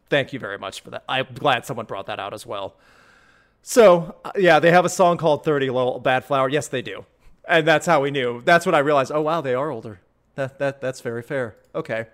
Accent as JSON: {"language": "English", "region": "Midwest", "country": "United States", "tie": "born or raised there", "said": "growing up in the Midwest"}